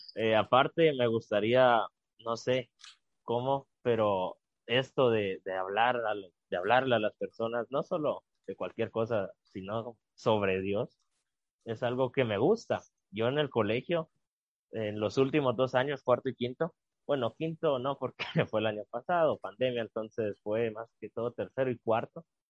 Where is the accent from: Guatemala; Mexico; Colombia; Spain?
Guatemala; si todos nos unimos como guatemaltecos y guatemaltecas buscando un bien común, sacaremos adelante a Guatemala